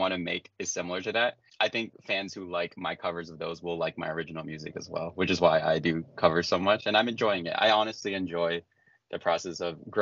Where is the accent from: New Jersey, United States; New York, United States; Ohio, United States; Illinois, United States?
New York, United States; New York City; I'm from New York. And because I also grew up in a place called Staten Island